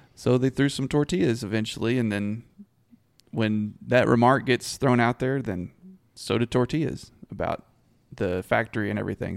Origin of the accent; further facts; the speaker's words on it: Abilene, Texas, United States; I grew up around Abilene, and Hendricks was a big part of that community and my family personally